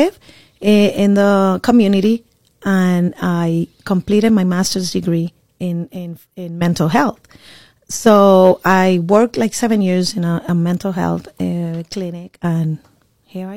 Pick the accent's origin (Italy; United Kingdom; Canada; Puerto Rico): Puerto Rico; moved away as an adult; now in Orlando, United States; I am from Puerto Rico. I was born and raised in Puerto Rico.